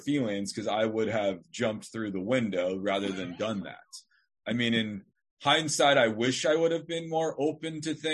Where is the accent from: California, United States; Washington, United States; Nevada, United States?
Nevada, United States; Northern; I'm from Northern Nevada. I mean, I came from a stable family